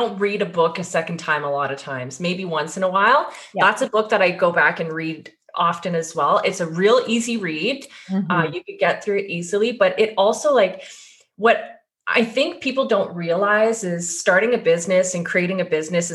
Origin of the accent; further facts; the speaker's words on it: Sudbury, Ontario, Canada; now in Burlington, Canada; I'm originally from this small town 4 hours north from here in Sudbury, Ontario.